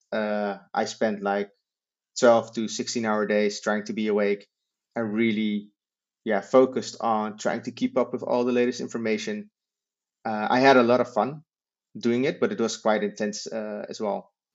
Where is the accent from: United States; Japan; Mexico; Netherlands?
Netherlands; we're from the Netherlands